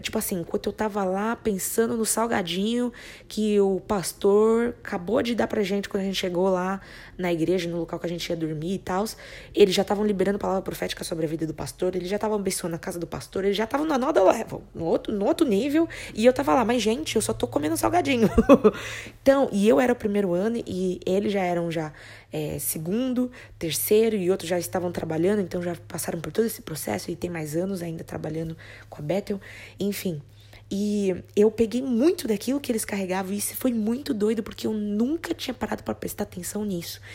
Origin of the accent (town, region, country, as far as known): Brazil; moved away